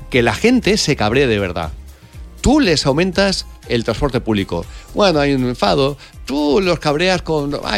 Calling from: Barcelona, Catalonia, Spain; Hola, Cárdenas, buenos días. … de Barcelona.

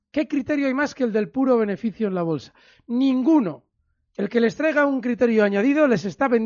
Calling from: Castellón, Valencian Community, Spain; Hola, buenas tardes. … de Castellón

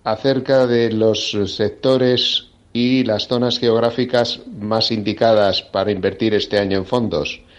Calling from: Madrid, Community of Madrid, Spain; de Madrid.

